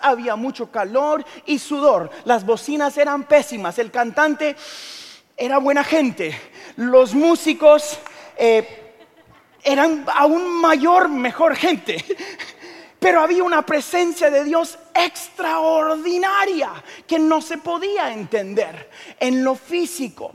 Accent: Guatemala; soy de Guatemala

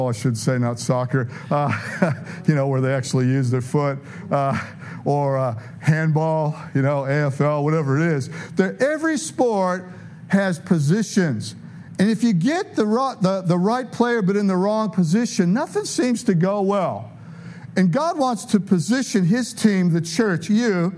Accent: Detroit, Michigan, United States; moved away as an adult; also born or lived in San Diego / Tulsa; I'm from Detroit, but, you know, I lived in San Diego.

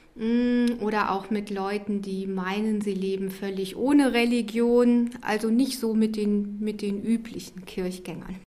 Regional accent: Rhineland, Germany; Ich bin im Rheinland groß geworden, da ist man rheinisch-katholisch

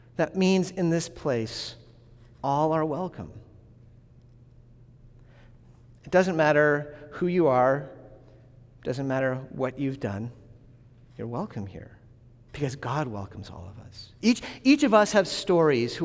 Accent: New England, United States; I'm from New England

